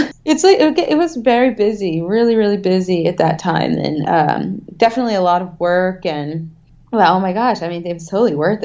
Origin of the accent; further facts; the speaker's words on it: the South, United States; I'm from the South